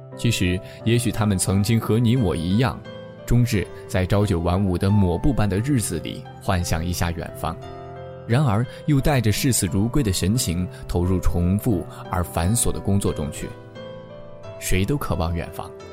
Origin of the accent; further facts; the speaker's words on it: northern China, China; 作为北方人的我